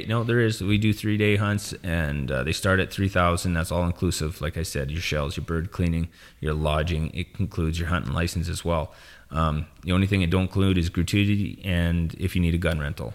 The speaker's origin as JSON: {"language": "English", "region": "northern Saskatchewan", "country": "Canada", "tie": "born or raised there", "said": "born and bred in Saskatchewan. It's always been home."}